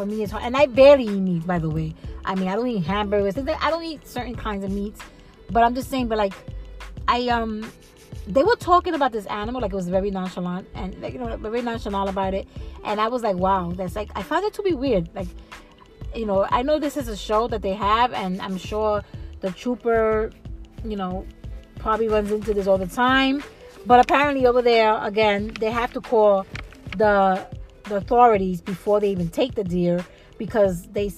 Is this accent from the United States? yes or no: yes; New York, United States; I find, as a New Yorker, it's kind of weird for me.